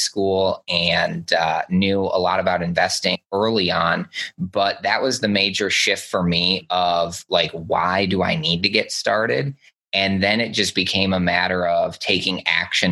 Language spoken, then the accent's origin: English; just outside of Detroit, Michigan, United States; I grew up just outside of Detroit